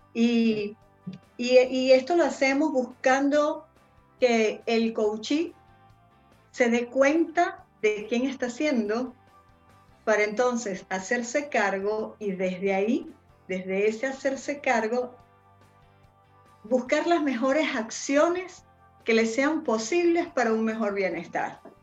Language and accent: Spanish; Venezuela; moved away as an adult; also born or lived in Spain; now in Chile; soy venezolana, radicada en Chile desde hace, yo creo que van a ser casi seis años